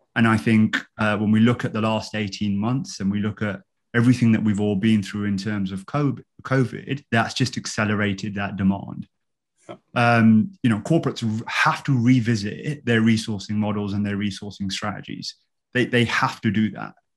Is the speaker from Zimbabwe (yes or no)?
no; London, United Kingdom; now in Woking, United Kingdom; I grew up in London uh, and uh, I'm currently living with my wife in Woking.